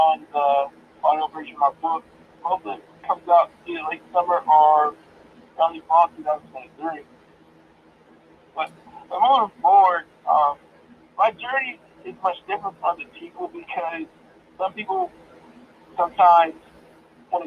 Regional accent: Coatesville, Pennsylvania, United States; also born or lived in Lancaster, Pennsylvania; I'm originally from Coastal, Pennsylvania. I was born at Brandywine Hospital. It's in Coastal Area School District, and that's where I was born. And that's the humble beginning. The humble beginnings also starts in Coastal. I grew up in a single parent house of five

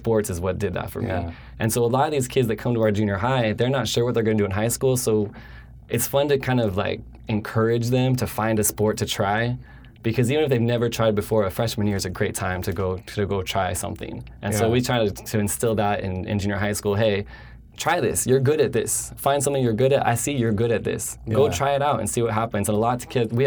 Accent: just outside of Denver, between Denver and Boulder, Colorado, United States; moved away as an adult; now in California, United States; I grew up in Colorado. I grew up just outside of Denver, between Denver and Boulder

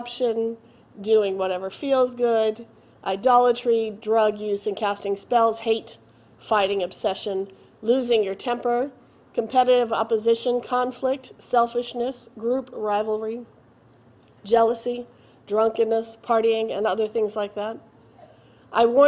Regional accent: Boston, Massachusetts, United States; I grew up in Boston

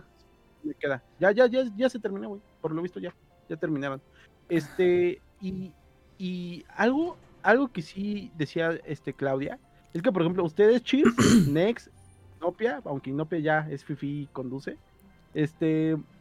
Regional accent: Mexico City, Mexico; yo que vivo en periferia, pero yo sí soy del de, Iztapalapa, o sea, al fin y al cabo sí soy de Feño

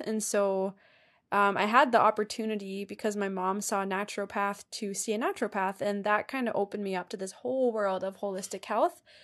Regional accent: Ontario, Canada; now in Alberta, Canada; I did not grow up here. I grew up in Ontario

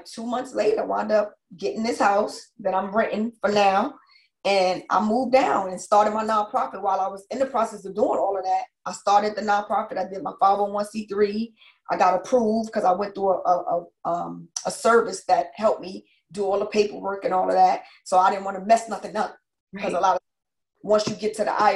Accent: New York, United States; moved away as an adult; also born or lived in New Jersey; now in Georgia, United States; I'm a New Yorker.

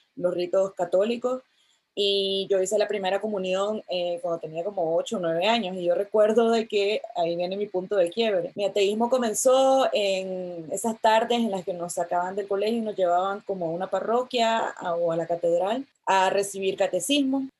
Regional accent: Nicaragua; mis padres me enviaron a un colegio, a uno de los pocos colegios laicos de, de Nicaragua

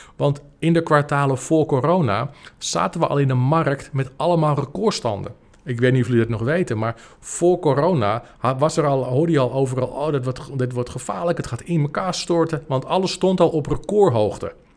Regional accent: Apulia, Italy; moved away; de provincie Puglia, waar, eh, waar ik vandaan kom.

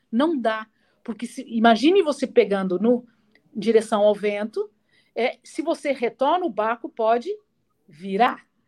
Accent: Pouso Alegre, Minas Gerais, Brazil; moved away as an adult; now in São Paulo, Brazil; eu sou mineira lá de Pouso Alegre, de Minas, né? É, sul de Minas, aliás, e cidade bacana, pequenininha, mas me formei, cresci lá, né? Até os 18 anos

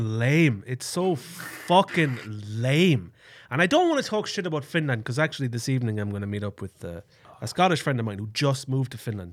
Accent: Ireland; moved away; Truly Town, my hometown where I grew up

